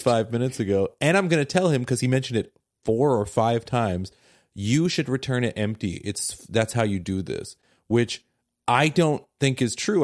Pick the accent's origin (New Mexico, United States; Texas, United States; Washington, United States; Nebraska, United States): Washington, United States; Seattle; I am very from Seattle